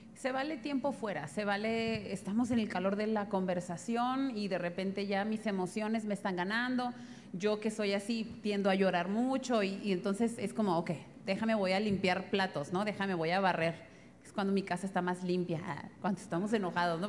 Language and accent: Spanish; northern Mexico, Mexico; moved away; Yo como soy norteña